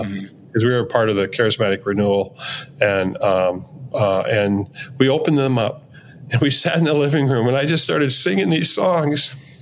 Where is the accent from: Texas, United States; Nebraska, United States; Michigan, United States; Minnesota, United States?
Minnesota, United States; Minneapolis; I'm from Minneapolis